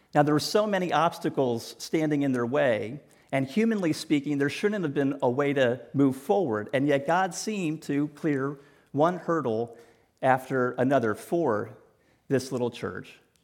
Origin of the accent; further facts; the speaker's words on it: New Canaan, Connecticut, United States; moved away; also born or lived in Greenwich, Connecticut; I grew up in New Canaan, and I attended school here in Greenwich.